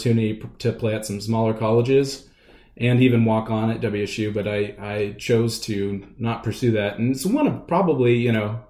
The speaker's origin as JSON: {"language": "English", "town": "Redmond", "region": "Washington", "country": "United States", "tie": "born or raised there", "also_born_or_lived": "Southern California", "said": "I grew up in Redmond, Washington."}